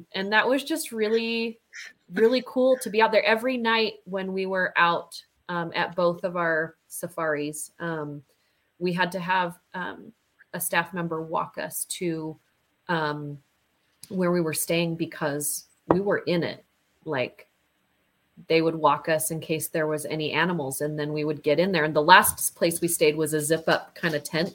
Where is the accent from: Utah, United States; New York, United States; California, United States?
Utah, United States; we're from United States and we're from Utah